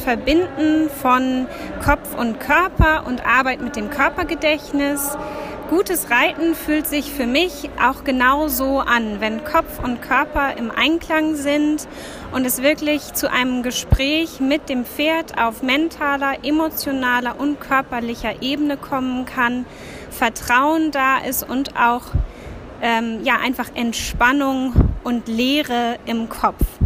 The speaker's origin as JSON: {"language": "German", "region": "Hamburg", "country": "Germany", "said": "ich komme aus Hamburg, arbeite weltweit mit meiner Methode Sitzkunst"}